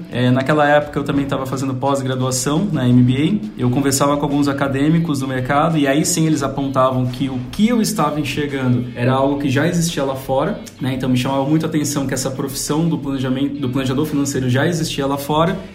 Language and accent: Portuguese; São Paulo, Brazil; also born or lived in Volta Redonda; Olha, eu nasci em Volta Redonda. Família da minha mãe é de Volta Redonda. Carioca. Mas, carioca, mas sempre morei aqui em São Paulo, então por isso que eu perdi o, o sotaque carioca